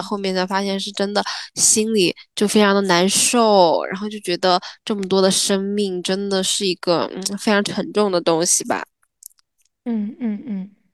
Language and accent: Chinese; Sichuan, China; 作为一个四川人，我们的嗯。家乡嗯就，是的，呃，我们的家乡就，呃，挨着汶川的嘛